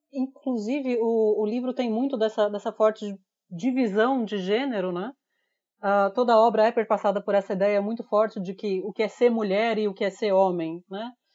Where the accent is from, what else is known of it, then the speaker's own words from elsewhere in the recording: Brazil; como brasileiro